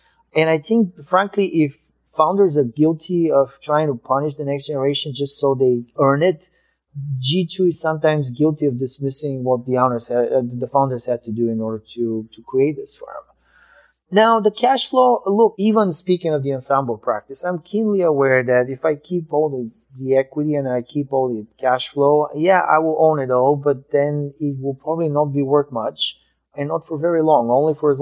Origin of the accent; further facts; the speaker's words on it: Bulgaria; moved away; I immigrated from Bulgaria.